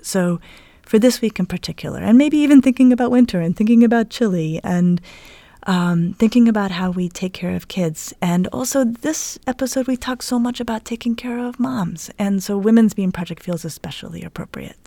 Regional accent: Denver, Colorado, United States; now in Cleveland, United States; centered in Denver, where I grew up.

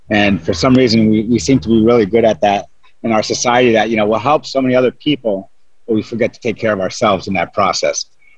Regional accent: Dover, New Jersey, United States; I was born and raised in Dover, New Jersey

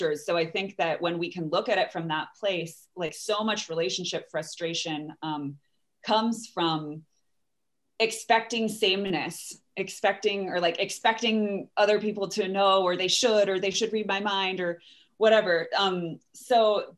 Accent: Bethesda, Maryland, United States; also born or lived in New Orleans, Louisiana; now in Seattle, United States; I grew up right by Glen Echo.

